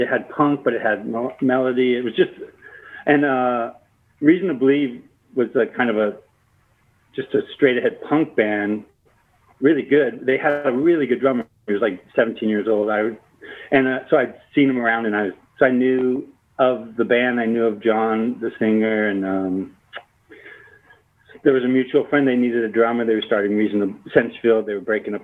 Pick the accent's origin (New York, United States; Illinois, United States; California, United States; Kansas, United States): California, United States; South Bay, Southern; moved away; also born or lived in Spokane; I grew up in the South Bay, Southern California